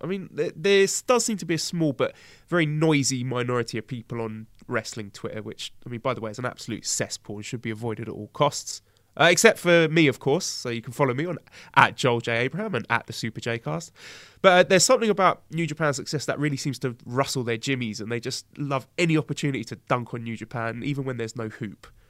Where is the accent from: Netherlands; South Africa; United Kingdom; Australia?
United Kingdom; now in China; I, I pretty much get a pass just by being British